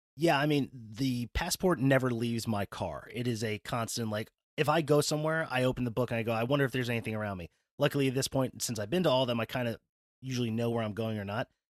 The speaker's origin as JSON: {"language": "English", "region": "New Jersey", "country": "United States", "also_born_or_lived": "West Virginia", "moved": "yes", "lives_now": "Pennsylvania, United States", "said": "I'm from New Jersey, went to school in West Virginia."}